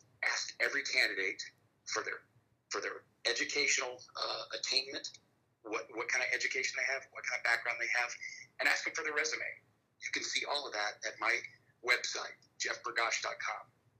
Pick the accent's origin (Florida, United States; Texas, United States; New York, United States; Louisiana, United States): Florida, United States; Pensacola; I grew up here in Pensacola, Florida. I've traveled all over the world as the son of a military man, and I moved back to Pensacola and raised my family here.